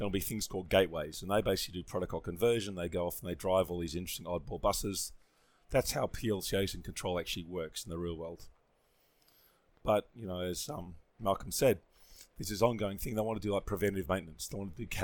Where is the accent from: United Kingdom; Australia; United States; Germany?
Australia; I grew up in Australia